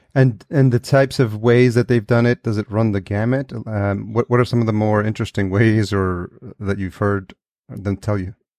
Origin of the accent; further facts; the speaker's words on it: New York, United States; also born or lived in El Salvador; I was born in El Salvador and I was raised in, in New York